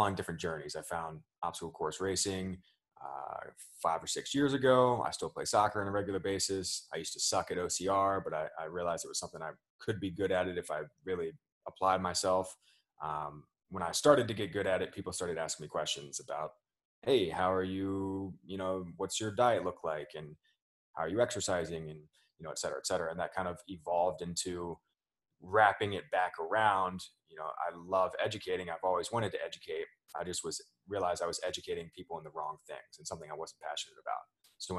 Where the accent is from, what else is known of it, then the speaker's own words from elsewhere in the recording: Richmond, Virginia, United States; grew up here in Richmond